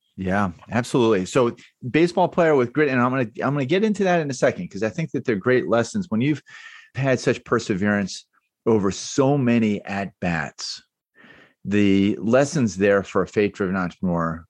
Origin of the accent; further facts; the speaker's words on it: Baltimore, Maryland, United States; moved away; also born or lived in New York / North Carolina; I grew up in Baltimore and was a huge Baltimore Orioles fan, then moved to New York.